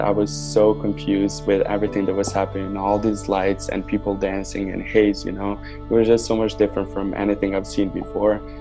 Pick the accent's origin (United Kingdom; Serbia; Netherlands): Serbia; Novi Sad, Vojvodina; now in Canada; grew up in Novi Sad, Serbia